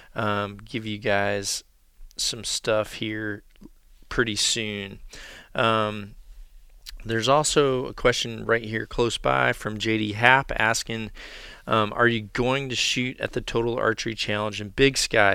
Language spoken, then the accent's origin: English; the South / Mississippi Delta, United States; now in Iowa, United States; how I grew up turkey hunting. Uh, down in the South or in the Mississippi Delta